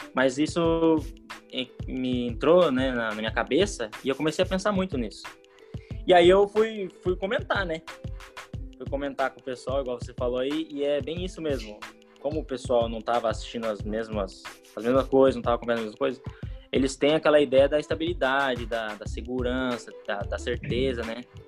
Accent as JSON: {"language": "Portuguese", "town": "Foz do Iguaçu", "region": "Paraná", "country": "Brazil", "tie": "born or raised there", "said": "Eu nasci em Foz do Iguaçu, Paraná, resido aqui em Foz do Iguaçu, Paraná ainda"}